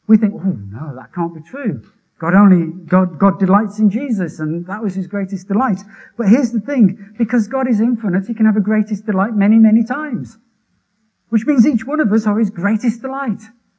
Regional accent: Wolverhampton, West Midlands, United Kingdom; born or raised there

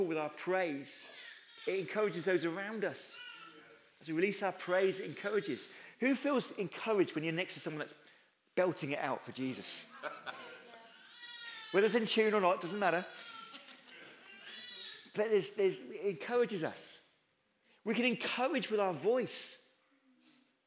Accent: United Kingdom; we're too British

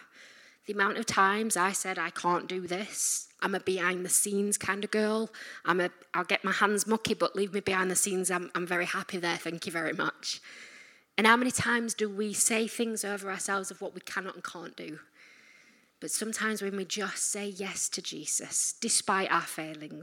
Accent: Yorkshire and the Humber, United Kingdom; I'm from Yorkshire.

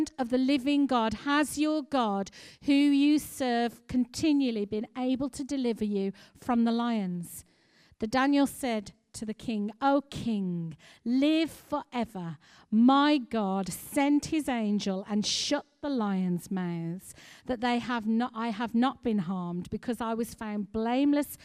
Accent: United Kingdom; we as British people

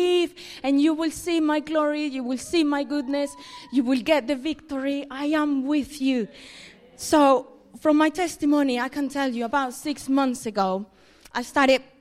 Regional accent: Colombia; moved away as an adult; About 8 years ago, I moved from Colombia, where I'm originally from.

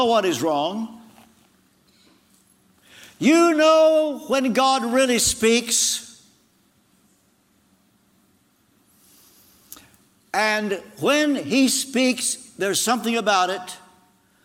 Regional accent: Ashland, Kentucky, United States; As a teenager, in my hometown of Ashland, Kentucky

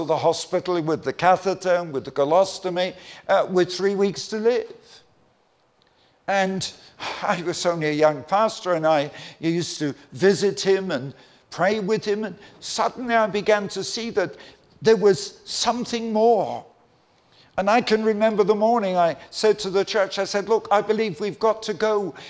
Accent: Croydon, London, United Kingdom; also born or lived in Clapham; I grew up in London. I'm a Londoner. I'm not a Northerner. And I was born in Clapham, grew up in Croydon.

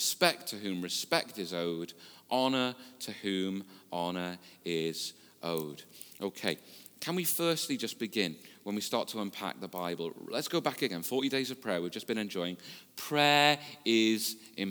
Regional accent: the Wirral, North West England, United Kingdom; I was born and brought up on the Wirral. I've lived here most of my life

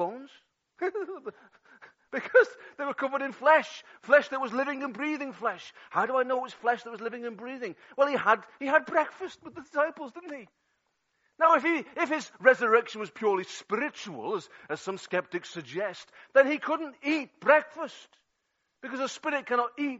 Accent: England, United Kingdom; now in Wales; I'm English

